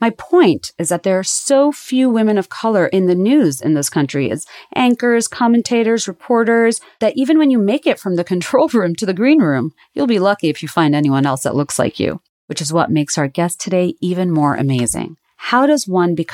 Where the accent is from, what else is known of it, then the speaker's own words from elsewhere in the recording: Bangladesh; moved away as an adult; now in United States; growing up in Bangladesh in the 1980s